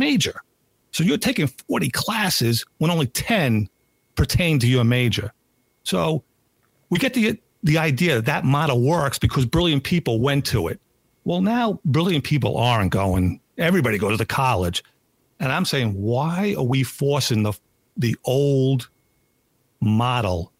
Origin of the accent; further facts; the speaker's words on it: Long Island, New York, United States; I grew up on Long Island. The town I grew up